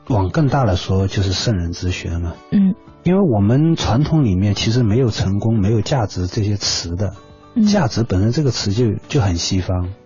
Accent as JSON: {"language": "Chinese", "country": "China", "said": "这是我们中国人独特的这种哲学思想，"}